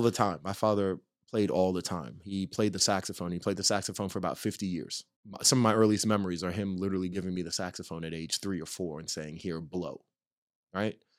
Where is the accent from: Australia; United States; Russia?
United States; Nyack, New York; now in Los Angeles, United States; I'm from a town called Nyack, New York, which is right north of, uh, New York City